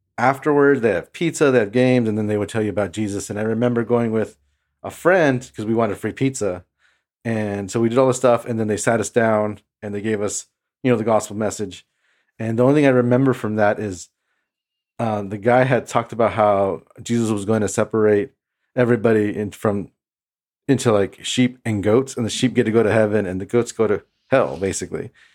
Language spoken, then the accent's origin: English; Imperial Valley, California, United States; now in Pasadena, United States; I grew up in the Imperial Valley. Um, that's an hour and a half east of San Diego, um, and it's close to the border